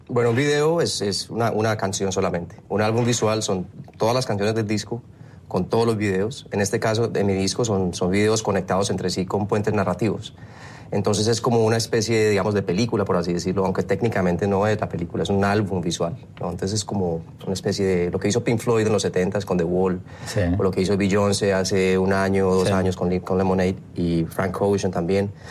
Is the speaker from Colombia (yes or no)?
yes; Colombia; moved away as an adult; now in Miami, United States; como latino, como colombiano, viviendo aquí hace ya 13 años